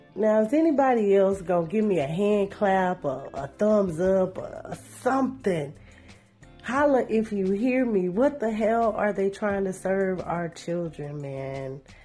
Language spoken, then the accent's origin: English; Shreveport, Louisiana, United States; Shreveport. Big ups to my hometown.